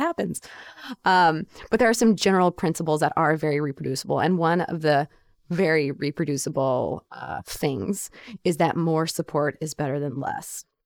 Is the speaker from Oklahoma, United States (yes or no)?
yes; Oklahoma, United States; moved away; the store where I grew up in Oklahoma